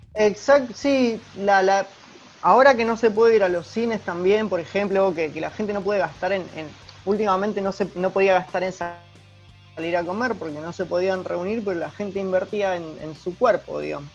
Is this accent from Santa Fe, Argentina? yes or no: yes; Rosario, Santa Fe, Argentina; soy de Rosario